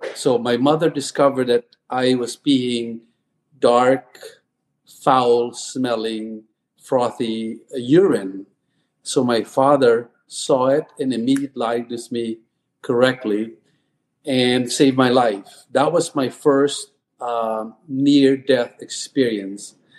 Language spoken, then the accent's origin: English; Philippines; moved away as an adult; also born or lived in Texas; now in United States; I was born and raised in the Philippines